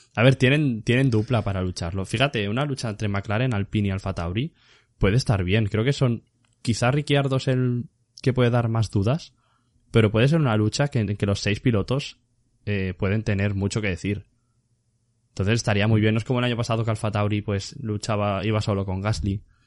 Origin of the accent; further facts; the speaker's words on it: Spain; así somos los españoles